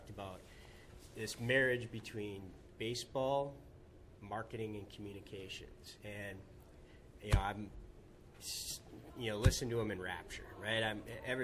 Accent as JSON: {"language": "English", "town": "Escanaba", "region": "Michigan", "country": "United States", "tie": "born or raised there", "also_born_or_lived": "St. Paul, Minnesota", "moved": "as an adult", "said": "I grew up in the Upper Peninsula of Michigan, Escanaba"}